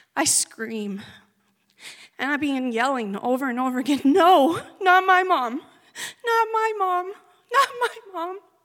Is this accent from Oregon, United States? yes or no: yes; Oregon, United States; born or raised there; moved away